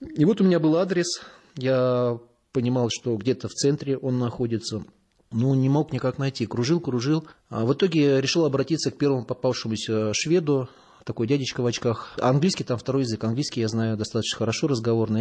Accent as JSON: {"language": "Russian", "region": "Moscow", "country": "Russia", "said": "я паломник, э, путешественник самостоятельный из Москвы"}